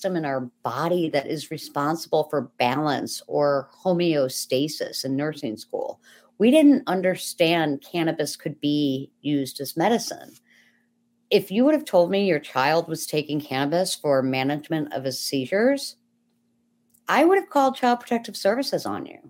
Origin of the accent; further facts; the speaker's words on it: Buffalo, New York, United States; I'm from Buffalo, New York.